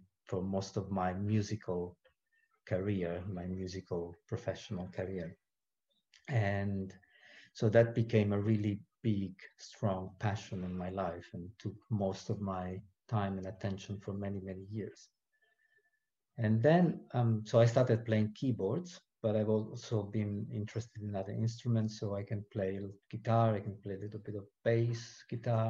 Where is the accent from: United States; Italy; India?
Italy; Rome, Lazio; moved away as an adult; now in New Zealand; I was born in Rome, Italy, and that's where I grew up.